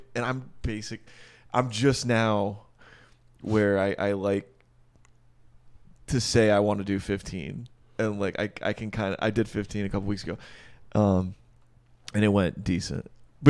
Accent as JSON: {"language": "English", "region": "Michigan", "country": "United States", "said": "Michigan just legalized it. My home state."}